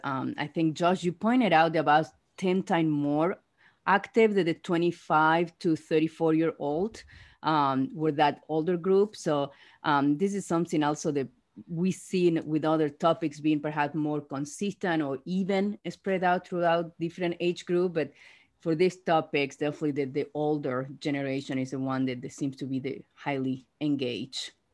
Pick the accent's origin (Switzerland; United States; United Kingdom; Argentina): Argentina; moved away; I'm from Argentina